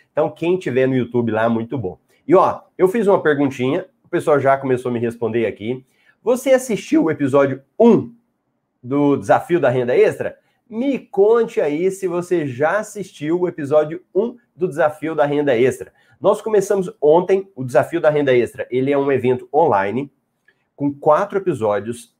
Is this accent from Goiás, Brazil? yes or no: yes; Goiânia, Goiás, Brazil; accent: Goiás; eu sou de Goiás, Goiânia. Então, esse sotaque que você ouve aqui, ele veio de Goiás, não é de Minas